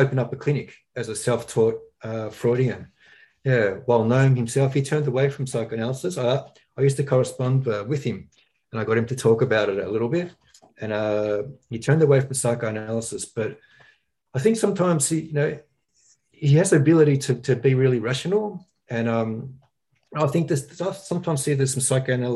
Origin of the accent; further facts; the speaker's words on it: Australia; growing up in Australia